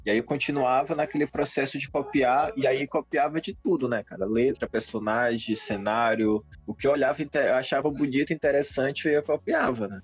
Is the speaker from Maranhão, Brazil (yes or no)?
yes; São Luís, Maranhão, Brazil; sou de São Luís do Maranhão